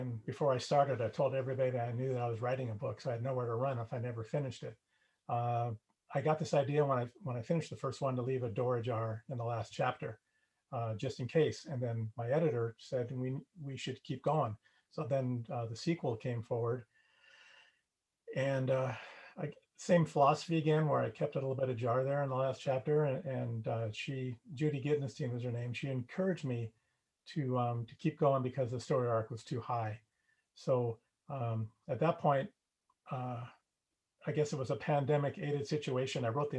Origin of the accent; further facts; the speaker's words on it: Los Angeles, California, United States; Born and raised in the San Fernando Valley in Southern California.